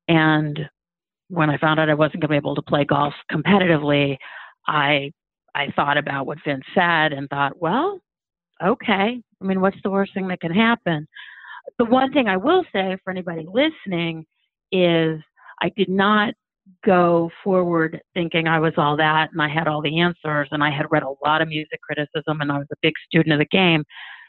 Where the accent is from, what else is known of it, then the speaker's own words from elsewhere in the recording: Cleveland, Ohio, United States; I grew up in Cleveland, Ohio, playing competitive golf.